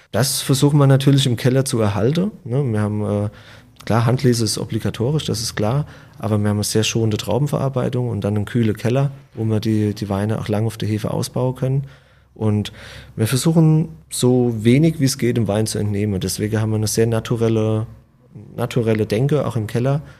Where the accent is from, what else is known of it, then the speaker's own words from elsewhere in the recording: Rhineland-Palatinate, Germany; wir sind als, als Pfälzer